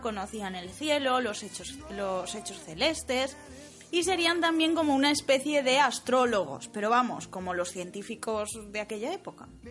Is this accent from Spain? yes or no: yes; Valencian Community, Spain; somos los dos valencianos